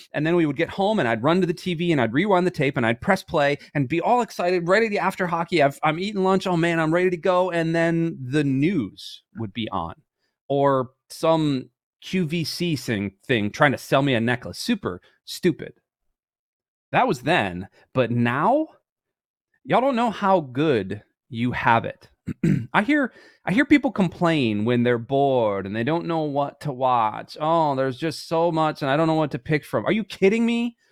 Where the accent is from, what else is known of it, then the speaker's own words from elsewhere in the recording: Michigan, United States; I was born in Michigan and all those things. I played ice hockey from when I was three years old up until I was about eighteen.